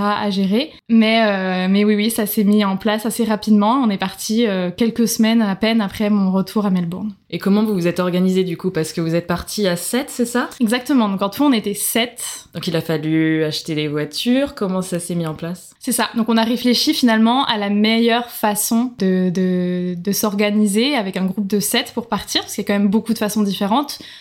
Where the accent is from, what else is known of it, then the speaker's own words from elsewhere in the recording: Nantes, Pays de la Loire, France; moved away as an adult; also born or lived in Marseille; now in Australia; je viens donc de France, je suis née à Nantes, je travaillais, je suis dans le tourisme, je travaillais à Marseille avant de partir